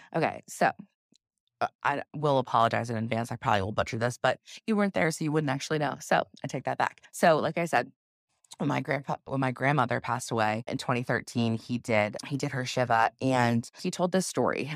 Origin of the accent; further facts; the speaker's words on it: South Carolina, United States; I grew up here in, in South Carolina. I was raised in South Carolina